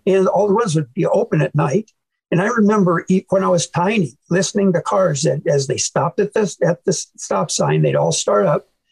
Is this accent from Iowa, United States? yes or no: yes; Manchester, Iowa, United States; I was born in Manchester, Iowa